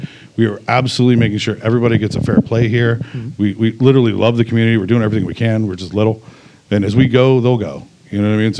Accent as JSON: {"language": "English", "region": "Ohio", "country": "United States", "moved": "yes", "lives_now": "Pittsburgh, United States", "said": "I would still live here over anywhere. And I chose Pittsburgh. I'm not from here originally. I'm from Ohio, New Jersey and stuff."}